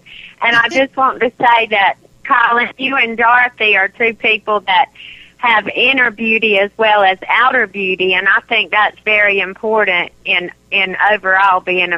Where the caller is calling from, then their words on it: South Carolina, United States; I'm calling from South Carolina.